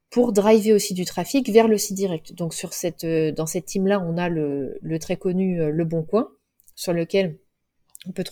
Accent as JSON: {"language": "French", "town": "Cholet", "region": "Pays de la Loire", "country": "France", "tie": "born or raised there", "said": "Moi, elle est dans mon cœur parce que c'est là où j'ai grandi, mais bon, c'est pas non plus euh, un haut lieu"}